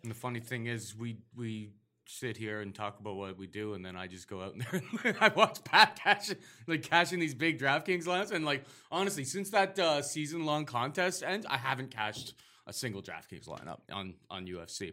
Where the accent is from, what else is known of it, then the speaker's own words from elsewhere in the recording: Canada; as a Canadian